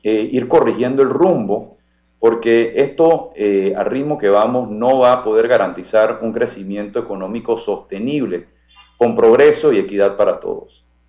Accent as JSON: {"language": "Spanish", "country": "Panama", "said": "nosotros como panameños"}